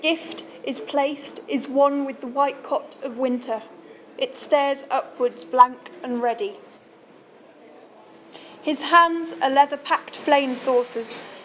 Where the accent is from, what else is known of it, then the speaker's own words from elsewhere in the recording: Shrewsbury, West Midlands, United Kingdom; this is my hometown